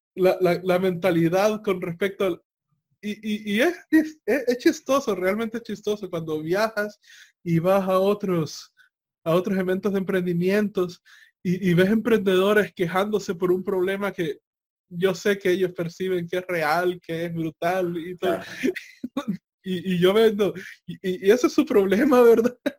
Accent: El Salvador; los precios que yo tenía en El Salvador

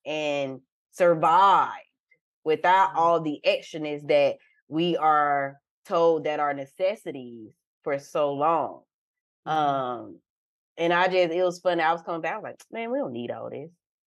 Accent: Valdosta, Georgia, United States; now in Texas, United States; I am from Love Admire, the 229 South Georgia. Valdosta

